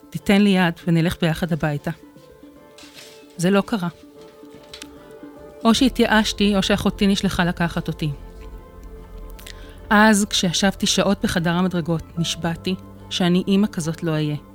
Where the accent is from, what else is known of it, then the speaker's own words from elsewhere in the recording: Netanya, Central District, Israel; אני נתניאתית גאה, נולדתי וגרתי בנתניה, בבית רגיל לחלוטין, וסך הכל, ילדותי הייתה טובה.